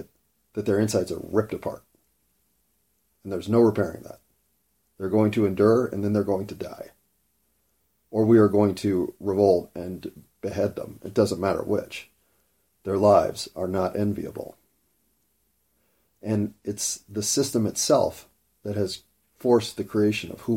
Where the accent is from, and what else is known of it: United States; born or raised there